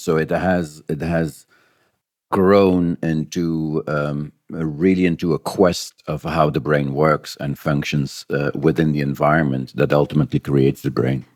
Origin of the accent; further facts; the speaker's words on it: Belgium; moved away as an adult; now in New Zealand; I was uh, born and raised in Belgium